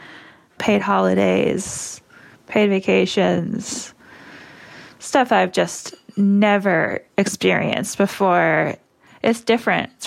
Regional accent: Maine, United States; also born or lived in Boston; now in Portland, United States; I'm from Maine originally and I've always wanted to move back.

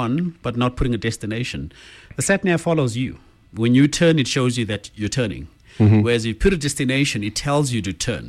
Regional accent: Zimbabwe; now in South Africa; No, I'm from Zim originally.

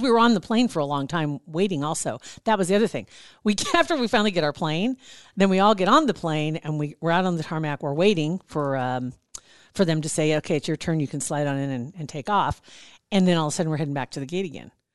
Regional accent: Nebraska, United States; I'm from Nebraska

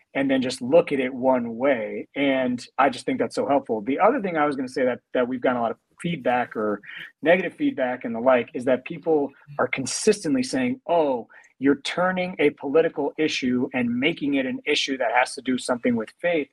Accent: New York, United States; being in New York, like as a New Yorker

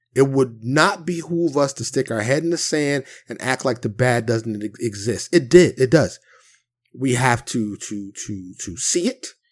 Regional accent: New York City, New York, United States; I grew up in Harlem in the South Bronx.

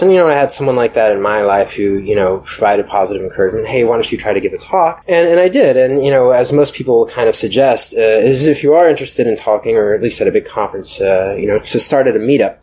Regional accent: Atlanta, Georgia, United States; moved away as an adult; also born or lived in New York; I'm from Atlanta originally

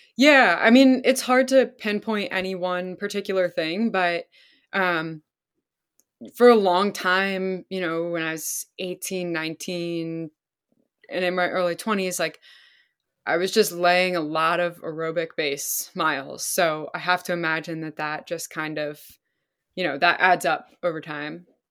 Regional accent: Pennsylvania, United States; also born or lived in Vermont; I grew up in Pennsylvania.

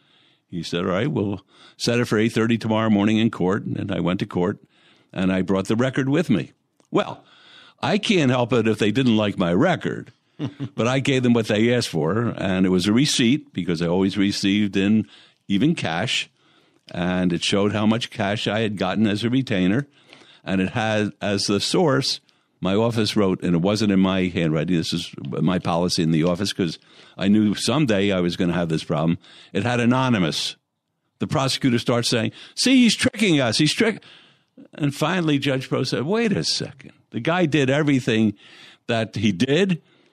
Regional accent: Philadelphia, Pennsylvania, United States; moved away as an adult; now in Las Vegas, United States; I mean, I came from Philadelphia.

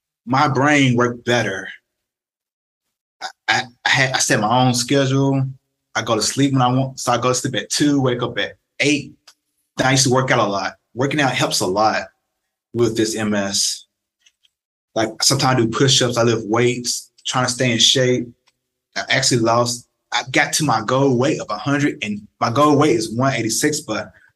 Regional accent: Tennessee, United States; moved away as an adult; now in Arizona, United States; friends back home in Memphis and Nashville

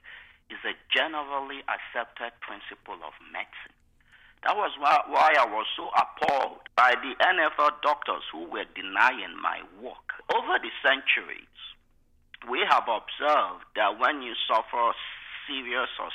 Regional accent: Nigeria; moved away as an adult; now in United States; I was born in Nigeria, grew up in Nigeria. I came here October 24, 1994. I was 26 years old.

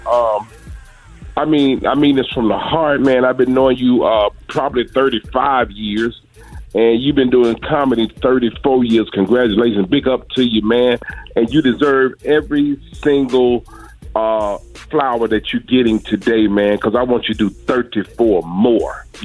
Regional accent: Atlanta, Georgia, United States; I said, I'm from Atlanta, Georgia.

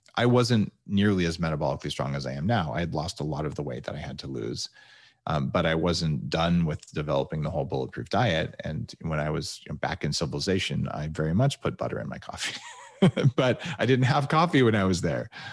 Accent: New Mexico, United States; moved away; also born or lived in California; where I grew up in New Mexico.

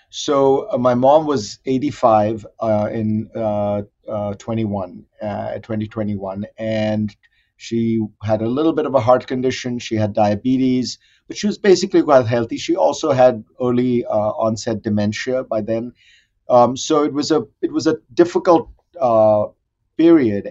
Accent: Mumbai, Maharashtra, India; I grew up in India in the 60s and 70s

